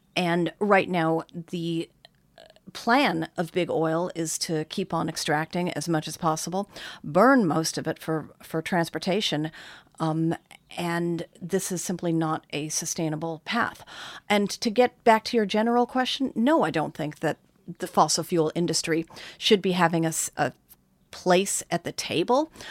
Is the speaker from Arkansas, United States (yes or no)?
no; California, United States; I am instead a Californian